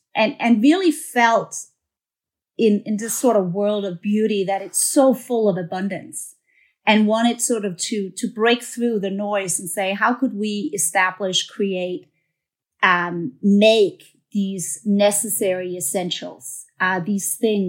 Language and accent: English; Denmark; moved away as an adult; now in New York, United States; I'm a Scandinavian girl. I'm from Denmark. And came here to the U.S. and worked for a long time in one of the big beauty companies.